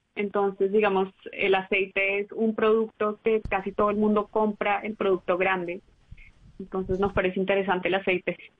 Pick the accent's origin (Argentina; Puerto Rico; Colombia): Colombia; Barranquilla, Atlántico; moved away as an adult; also born or lived in United States; now in Tokyo, Japan; Yo soy barranquillera estadounidense